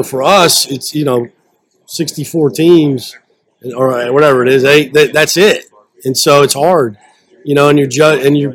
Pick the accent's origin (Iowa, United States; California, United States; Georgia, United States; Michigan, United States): Iowa, United States; I'm from Iowa, but I always tell them I'm from the show me state